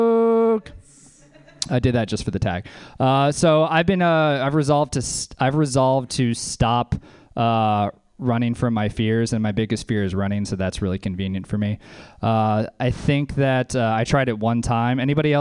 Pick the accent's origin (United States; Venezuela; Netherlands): United States; the South; I'm from the South, like a lot of comedians here.